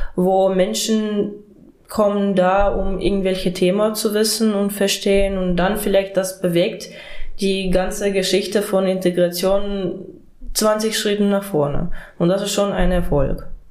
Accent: Ukraine; German is a second language; moved away as an adult; also born or lived in Mecklenburg-Vorpommern, Germany; now in Germany; Ich bin aus der Ukraine und hierher geflüchtet

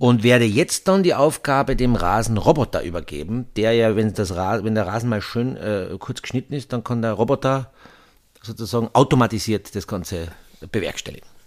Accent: Austria; wir in Österreich

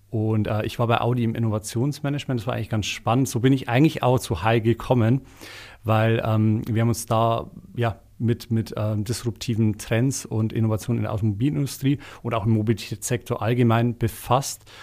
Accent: Bavaria, Germany; Ich komme nicht mal aus Eichstätt selber, sondern aus einem kleinen Dorf in der Nähe davon deshalb äh, ist natürlich ähm, mit dem Dialekt auch so eine, so eine Sache, den wird man dann nicht mehr los, wenn man in so einem äh, Mikrokosmos aufgewachsen

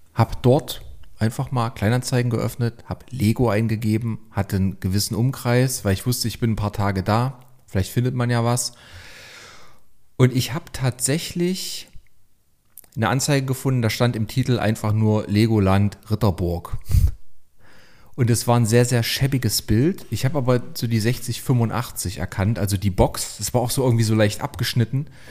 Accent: Leipzig, Saxony, Germany; ich komme aus Leipzig

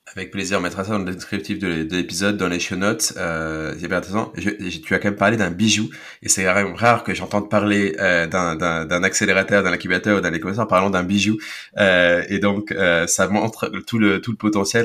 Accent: France; Je suis francophone et je suis je suis français, franco-allemand

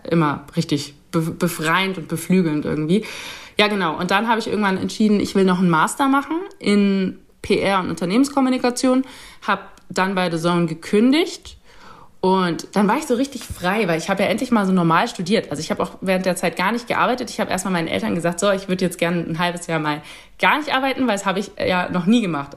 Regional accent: Nuremberg, Bavaria, Germany; diese Beziehung zu Nürnberg, weil es meine Heimatstadt ist

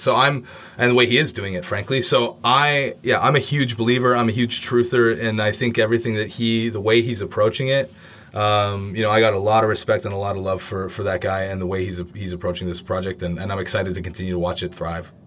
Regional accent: Canada; I'm from Canada

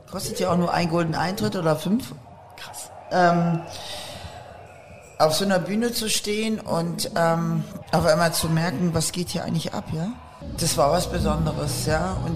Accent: Aachen, North Rhine-Westphalia, Germany; weil ähm, ich komme ja eigentlich aus Aachen und die Eifel

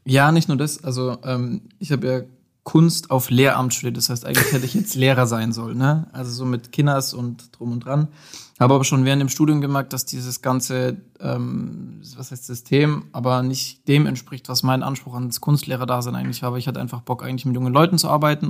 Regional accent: Nördlingen, Bavaria, Germany; moved away as an adult; now in Nuremberg, Germany; komme aus ähm, Nördlingen, also gebürtiger Schwabe

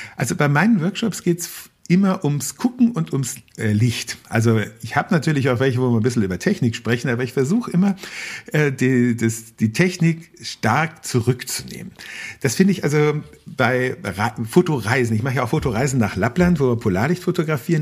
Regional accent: Berchtesgadener Land, Bavaria, Germany; moved away; ich habe einen wichtigen Teil meiner Kindheit im Berchtesgadener Land rund um den Königssee verbracht

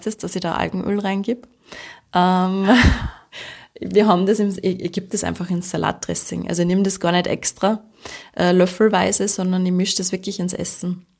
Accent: Austria; bei uns in Österreich

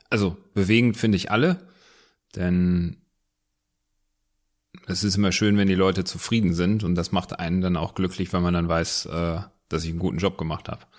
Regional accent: Wuppertal, North Rhine-Westphalia, Germany; born there; Gebürtig aus Wuppertal. Wuppertal. Wuppertal.

